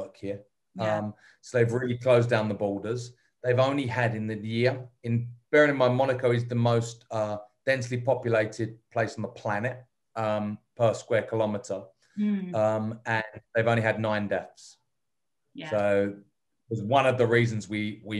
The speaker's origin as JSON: {"language": "English", "region": "England", "country": "United Kingdom", "moved": "yes", "said": "being English"}